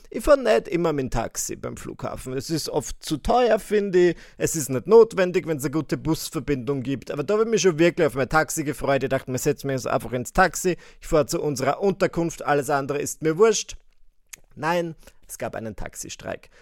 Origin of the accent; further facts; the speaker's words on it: Austria; bei uns in Österreich